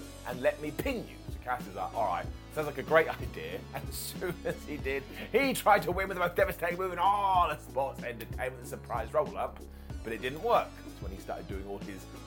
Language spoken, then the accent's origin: English; United Kingdom; I'm a British guy